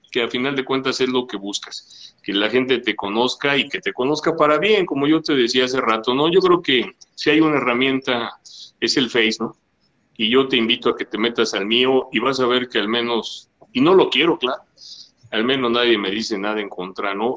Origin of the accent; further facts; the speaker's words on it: Mexico City, Mexico; Yo también soy de Gustavo Madero